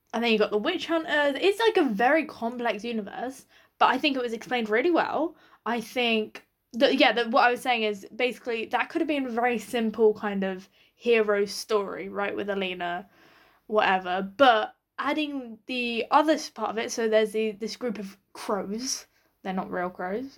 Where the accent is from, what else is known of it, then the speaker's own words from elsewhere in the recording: United Kingdom; as a British audience